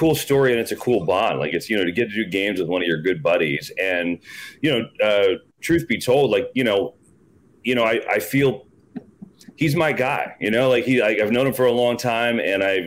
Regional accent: New Jersey, United States; we're from Jersey

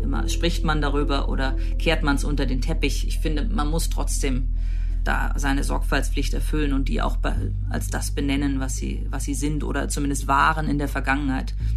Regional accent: Germany; bei uns in Deutschland

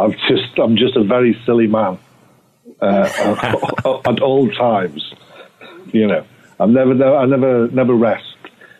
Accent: England, United Kingdom; now in United States; One of them being the fact that I'm English, you see.

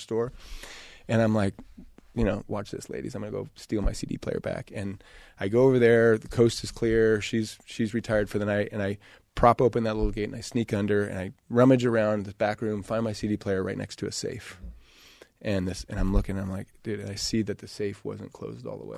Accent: Idaho, United States; growing up in Idaho

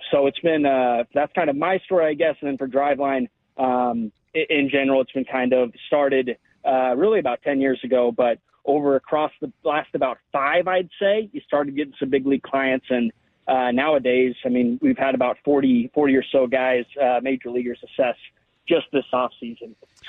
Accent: Nebraska, United States; I grew up in Nebraska

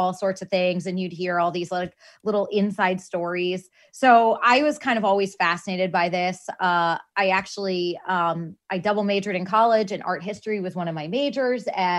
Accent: Boston, Massachusetts, United States; Growing up in Boston

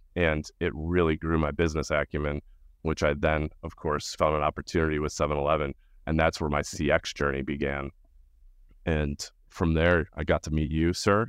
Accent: Winfield, Illinois, United States; I grew up in the suburbs of Chicago, the western suburbs of Chicago, in this tiny little town called Winfield

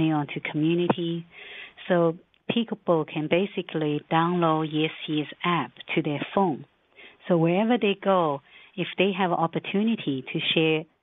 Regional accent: Shanghai, China; Yes, I'm Chinese. I was born in Shanghai

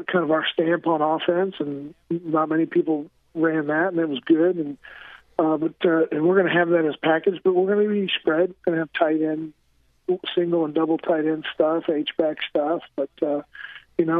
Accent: central Illinois, United States; also born or lived in Maine; I came from a small farm town in central Illinois

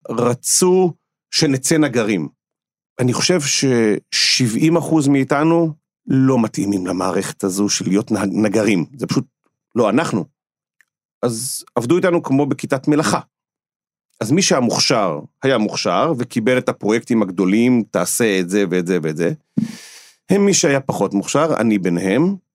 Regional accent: Holon, Tel Aviv District, Israel; אז אה, אני גדלתי בשכונה, היום קוראים לזה שכונה קשה, אז קראו לזה פשוט ג'סי כהן בחולון.

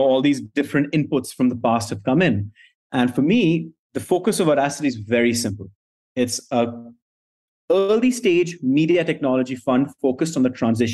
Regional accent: India; moved away as an adult; also born or lived in New York City; I was born and brought up in India

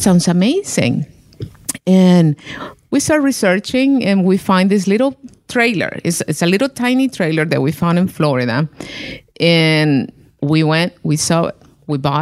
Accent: Honduras; moved away as an adult; now in Virginia, United States; I'm from Honduras

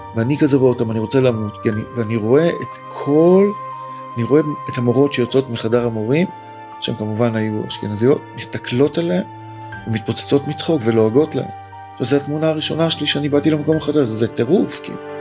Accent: Tel Aviv, Tel Aviv District, Israel; also born or lived in Pardes Katz / Ramat Gan; אני גם מזרחי, אני גם תל אביבי ובשמאל פה

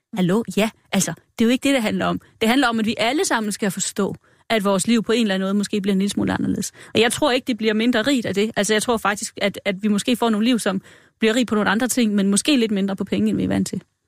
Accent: Denmark; vi er ikke villige som danskere

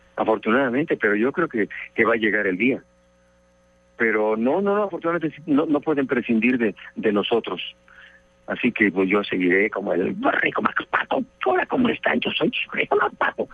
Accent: Mexico; now in Mexico City, Mexico; llegué acá a la capital del Distrito Federal de México

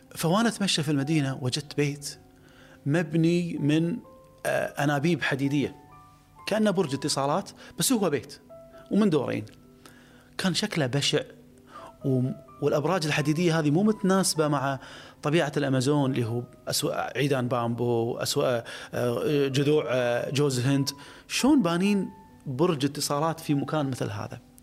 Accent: Kuwait; انا كخليجي

